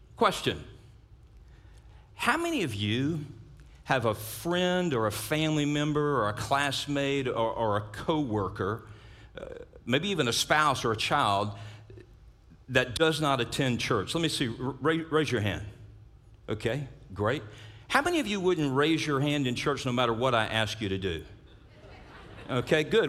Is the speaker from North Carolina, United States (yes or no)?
no; South Louisiana, United States; I grew up in South Louisiana